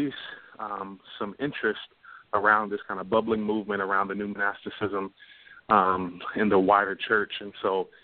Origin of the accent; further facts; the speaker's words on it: North Carolina, United States; moved away as an adult; also born or lived in Chicago; now in Todd, United States; I grew up in North Carolina all my life